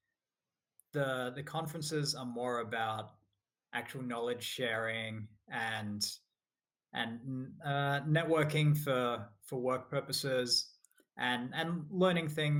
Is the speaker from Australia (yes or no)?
yes; Australia; moved away as an adult; also born or lived in United States; now in Scotland, United Kingdom; I'm from Australia. So I grew up in Australia, moved to the US to work for Microsoft about 8